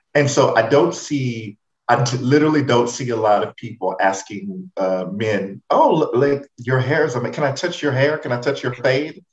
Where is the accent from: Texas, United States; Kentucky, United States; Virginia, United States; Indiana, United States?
Texas, United States; Houston; my fondest memories of growing up in Third Ward